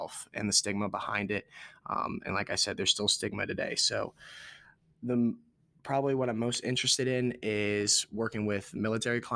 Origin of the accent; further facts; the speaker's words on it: Warrenton, Virginia, United States; moved away as an adult; now in Morgantown, United States; I'm from Warrenton, Virginia